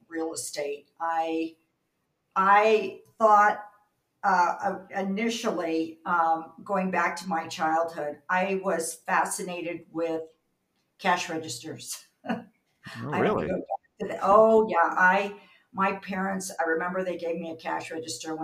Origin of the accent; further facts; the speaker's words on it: Southern California, United States; moved away as an adult; up until a year ago, I was a native Californian. Had a wonderful Southern California typical childhood.